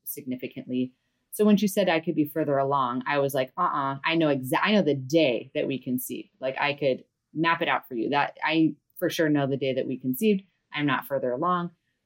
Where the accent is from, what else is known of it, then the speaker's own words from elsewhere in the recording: Big Island of Hawaii, United States; I am from the Big Island of Hawaii, born and raised here